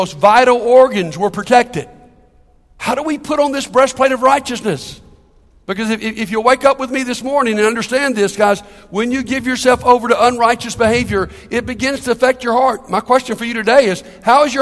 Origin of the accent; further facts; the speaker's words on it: Capitol Heights, Maryland, United States; the church I grew up down in Capitol Heights